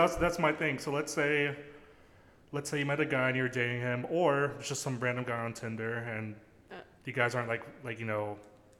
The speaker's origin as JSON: {"language": "English", "region": "Georgia", "country": "United States", "tie": "born or raised there", "also_born_or_lived": "New Jersey"}